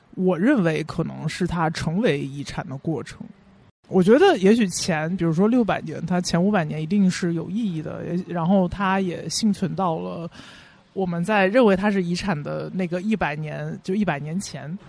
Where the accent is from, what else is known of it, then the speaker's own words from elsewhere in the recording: Beijing, China; 我自己算是半个北京人，因为我 不，没有在二环长大，但是也算在北京长大